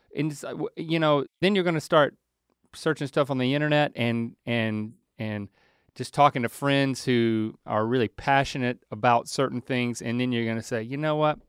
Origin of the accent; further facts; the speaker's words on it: North Carolina, United States; moved away; our home state